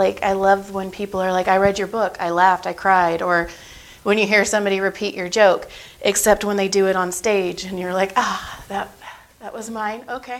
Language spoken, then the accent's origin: English; Madera, California, United States; Madera, Fresno.